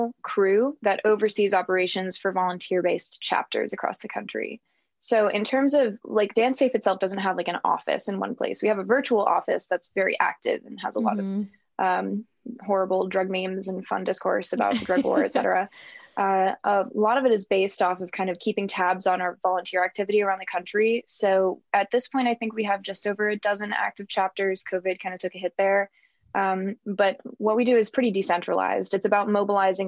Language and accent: English; San Diego, California, United States; now in Ohio, United States; I'm from San Diego, California, and currently positioned in the middle of Ohio.